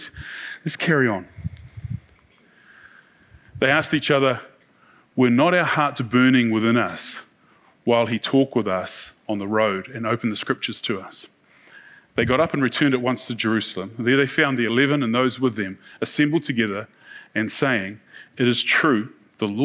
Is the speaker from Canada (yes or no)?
no; New Zealand; We're from New Zealand